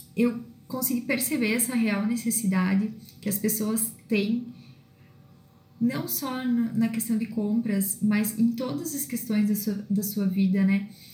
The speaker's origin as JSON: {"language": "Portuguese", "town": "Viadutos", "region": "Rio Grande do Sul", "country": "Brazil", "tie": "born or raised there", "lives_now": "Erechim, Brazil", "said": "sou natural de Viadutos uma cidade pequena é, aqui no norte do Rio Grande do Sul"}